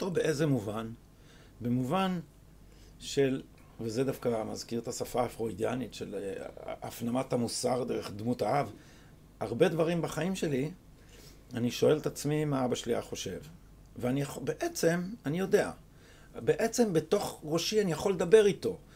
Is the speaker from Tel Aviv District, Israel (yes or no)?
no; Jerusalem, Jerusalem District, Israel; אני בקריית מנחם. אבל אני שייך לחוגי אה, רחביה.